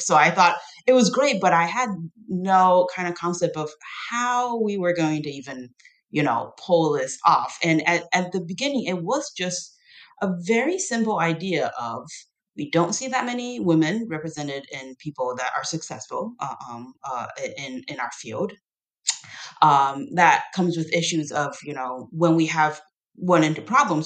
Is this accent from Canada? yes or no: no; Taiwan; also born or lived in United States; now in Tennessee, United States; I grew up in Taiwan